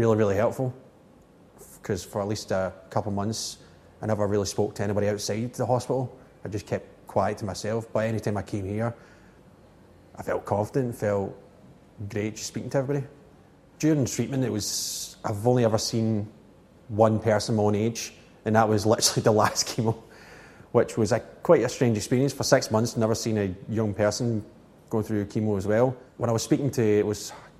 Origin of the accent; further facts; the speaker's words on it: Glasgow, Scotland, United Kingdom; I'm from Castlemalk in Glasgow